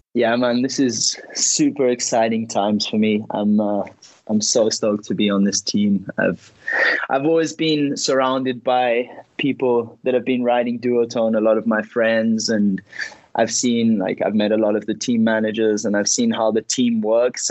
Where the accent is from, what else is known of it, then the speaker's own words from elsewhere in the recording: Ibiza, Balearic Islands, Spain; moved away; also born or lived in Tarifa; I was born in Ibiza